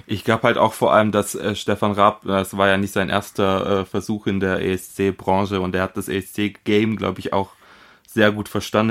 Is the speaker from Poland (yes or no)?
yes; Poland; moved away; aus meinem Heimatland Polen